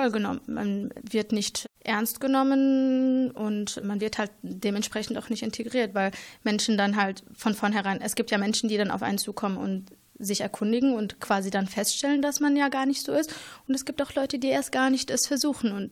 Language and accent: German; Germany; Meine Eltern kommen gebürtig aus Marokko ich bin aber, wie Sie schon sagten, hier in Deutschland geboren und aufgewachsen.